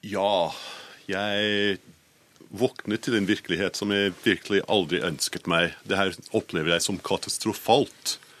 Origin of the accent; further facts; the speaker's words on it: Scotland, United Kingdom; Norwegian is a second language; now in Norway; Jeg er oppvokst i Skottland. Jeg hadde engelske foreldre. Jeg ble hatet på skolen pga. aksenten min.